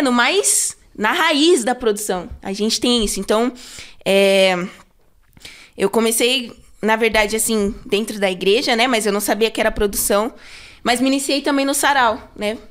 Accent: São Paulo, Brazil; eu sempre fui da Sul. É, eu nasci é, ali no Santo Eduardo, ali região do Santo Eduardo.

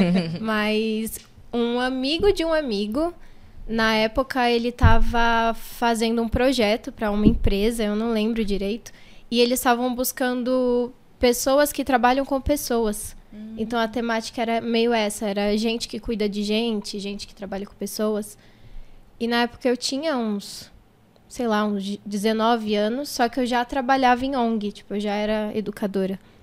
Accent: São Paulo, Brazil; also born or lived in Jardim Guarujá, São Paulo; Eu nasci no Jardim Guarujá. Ali, Valo Velho, Jardim Guarujá. Mas eu vim pro Capão, sei lá, acho que eu tinha uns 5, 6 anos

